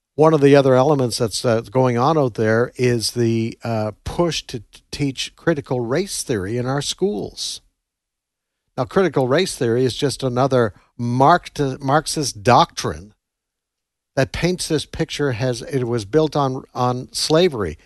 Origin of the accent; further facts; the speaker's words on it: Canada; moved away as an adult; now in United States; I come from Canada, moved here many years ago